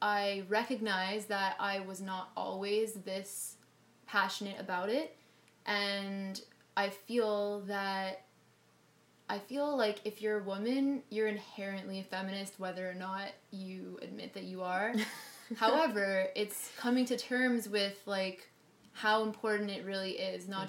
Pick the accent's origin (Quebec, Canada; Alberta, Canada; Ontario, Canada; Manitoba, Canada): Quebec, Canada; Montreal; now in Toronto, Canada; when I was growing up in Montreal